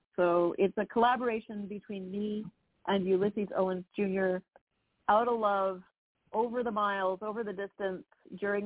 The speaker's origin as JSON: {"language": "English", "town": "Toronto", "region": "Ontario", "country": "Canada", "also_born_or_lived": "Vienna / New York", "moved": "as an adult"}